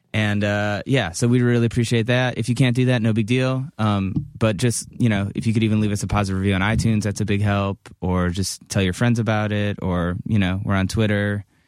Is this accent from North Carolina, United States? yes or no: no; Cleveland, Ohio, United States; I'm from Cleveland